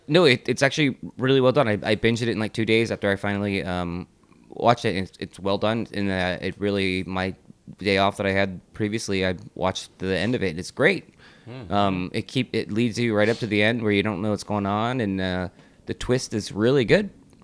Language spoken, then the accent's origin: English; New Hampshire, United States; Was filmed in my home state, in Keene, New Hampshire.